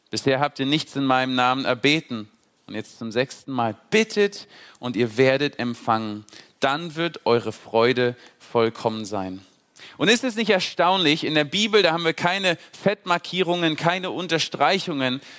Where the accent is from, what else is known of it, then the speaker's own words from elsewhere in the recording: Berlin, Germany; moved away as an adult; Ich bin mit 19 Jahren äh, von Berlin, ich komme aus Berlin ursprünglich, bin ich äh, auf die Logos Hope äh, geflogen, nach Trinidad und Tobago damals